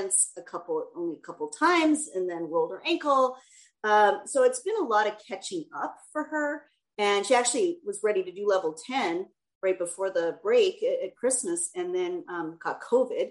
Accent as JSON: {"language": "English", "town": "Edmonton", "region": "Alberta", "country": "Canada", "moved": "yes", "lives_now": "United States", "said": "I'm from Edmonton"}